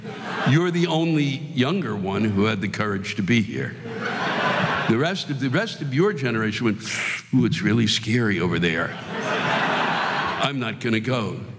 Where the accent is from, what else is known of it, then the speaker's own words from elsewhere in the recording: Hampton Roads, Virginia, United States; I come from Hampton Roads, Virginia, and I'll tell you, they renamed this area Hampton Roads, just so you know. It's really Norfolk, Virginia, and a couple of other small spots